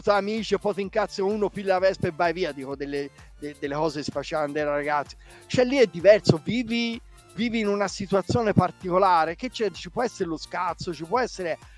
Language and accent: Italian; Florence, Tuscany, Italy; io vengo da Firenze